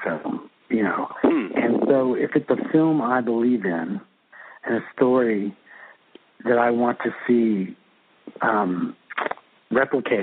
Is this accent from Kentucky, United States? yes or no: yes; Kentucky, United States; now in Santa Monica, United States; 20 minutes from my hometown in Kentucky